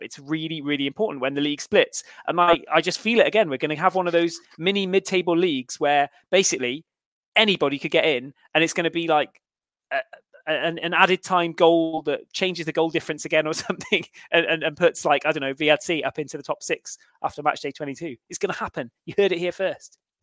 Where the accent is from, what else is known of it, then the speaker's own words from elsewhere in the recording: Cheltenham, South West England, United Kingdom; My hometown are also winless, Cheltenham Town